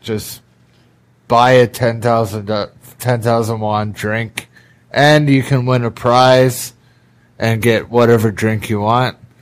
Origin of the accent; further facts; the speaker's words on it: Canada; moved away as an adult; now in Korea; Back home in Canada